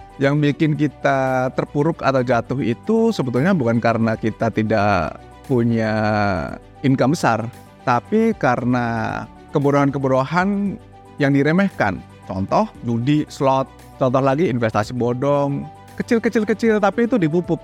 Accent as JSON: {"language": "Indonesian", "country": "Indonesia", "said": "Pendidikan kita di Indonesia"}